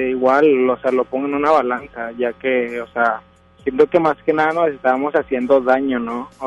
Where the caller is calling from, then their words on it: Escobedo, Nuevo León, Mexico; De Escobedo, de Monterrey.